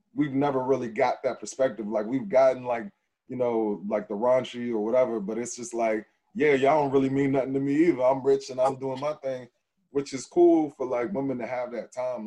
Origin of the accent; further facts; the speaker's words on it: Texas, United States; I'm from Texas